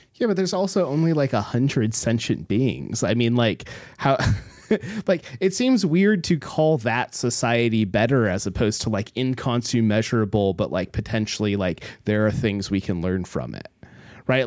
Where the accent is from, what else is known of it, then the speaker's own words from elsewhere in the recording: Homer, Alaska, United States; moved away; we grew up in Homer